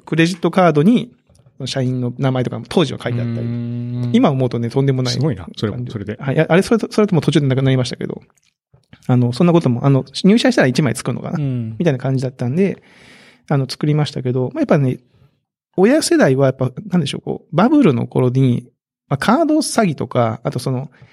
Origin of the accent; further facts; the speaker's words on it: Kagoshima, Japan; 鹿児島出身